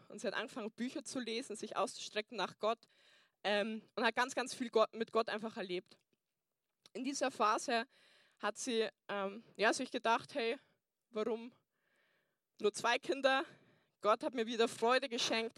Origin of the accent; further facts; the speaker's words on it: Burghausen, Bavaria, Germany; moved away; Ich komme ursprünglich aus Burghausen, deswegen habe ich mir auch einen Dintel anzogen, dass ihr wisst, ähm, ich bin aus Bayern